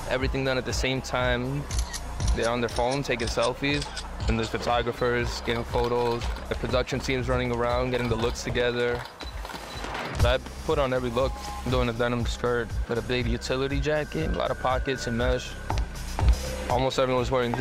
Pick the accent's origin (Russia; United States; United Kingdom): United States; New York City, New York; growing up in the Bronx